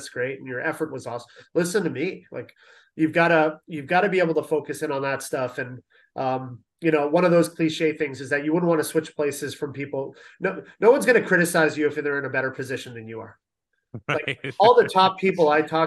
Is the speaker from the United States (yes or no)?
no; London, Ontario, Canada; moved away; also born or lived in Toronto; I'm a Canadian. I'm from Toronto, grew up in London.